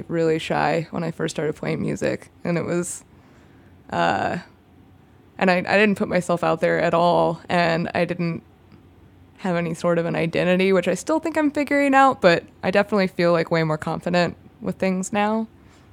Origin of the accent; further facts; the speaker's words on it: Kansas, United States; now in Chicago, United States; I'm from Kansas